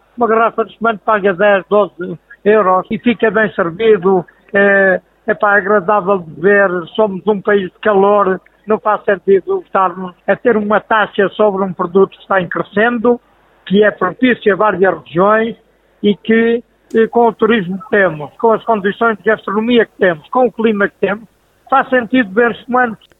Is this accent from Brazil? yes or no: no; Canas de Senhorim, Portugal; now in Carregal do Sal, Portugal; em Canas, que é a minha terra